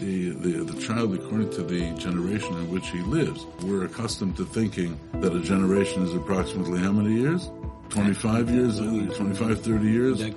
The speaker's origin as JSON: {"language": "English", "town": "Toronto", "region": "Ontario", "country": "Canada", "moved": "as an adult", "lives_now": "Brooklyn, United States", "said": "So, first of all, I'm Canadian. I'm from Toronto."}